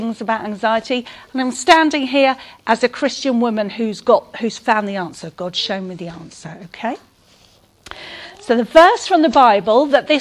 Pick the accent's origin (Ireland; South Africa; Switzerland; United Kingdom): United Kingdom; St Albans, East of England; I'm from St Albans in Hertfordshire